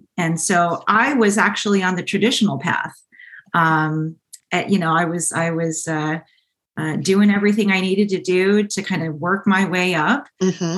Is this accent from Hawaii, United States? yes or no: no; Orange County, California, United States; also born or lived in San Diego / Syracuse, New York / Washington, District of Columbia, United States; I grew up here in Orange County, um, in South County